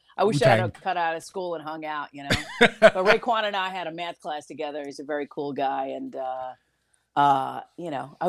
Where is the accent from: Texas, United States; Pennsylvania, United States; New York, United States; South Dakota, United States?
New York, United States; I am so proud of the fact that I am from New York